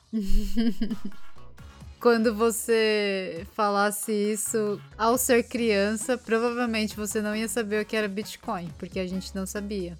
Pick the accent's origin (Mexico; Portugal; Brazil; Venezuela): Brazil; now in Japan; eu sou brasileira